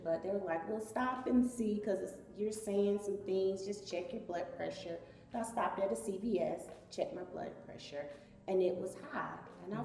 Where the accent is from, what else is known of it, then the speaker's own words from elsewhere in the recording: Atlanta, Georgia, United States; I'm originally from Atlanta, born and raised, Southwest Atlanta